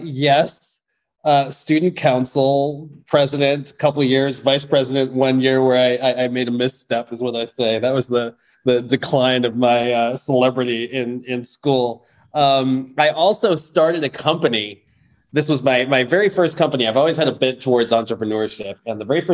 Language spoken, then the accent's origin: English; Chicago, Illinois, United States; I grew up in Chicago.